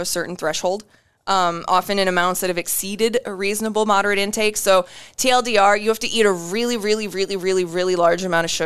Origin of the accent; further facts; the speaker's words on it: Iowa, United States; I'm from Iowa